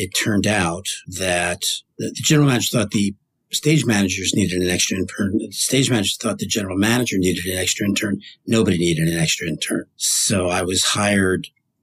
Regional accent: New Jersey, United States; I grew up in New Jersey

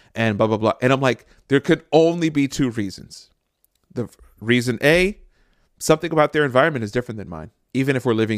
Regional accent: Jersey City, New Jersey, United States; So I grew up in Jersey City.

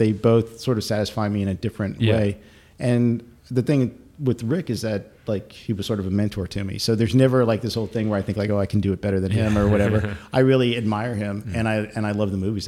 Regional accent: United States; I'm an American citizen

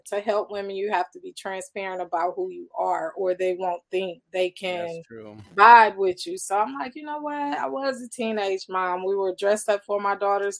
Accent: Akron, Ohio, United States; I'm just a kid from Akron

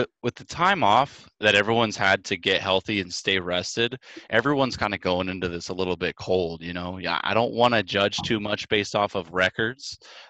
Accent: Sacramento, California, United States; I'm from Sacramento, California. It's a couple hours north of the Bay Area.

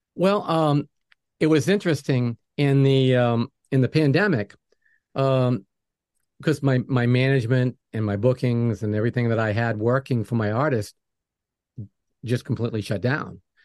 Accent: New England, United States; moved away; I'm from New England

